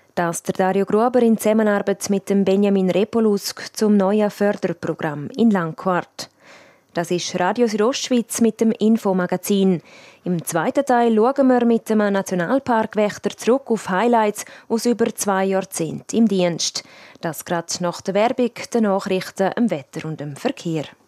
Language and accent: German; Graubünden, Switzerland; bei uns in Graubünden